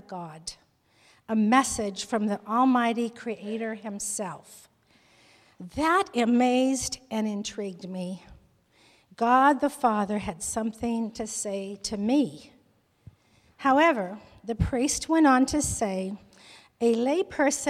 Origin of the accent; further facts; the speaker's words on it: Miami, Arizona, United States; moved away as an adult; now in Los Angeles, United States; I was born in Miami, Arizona, to a family of eight children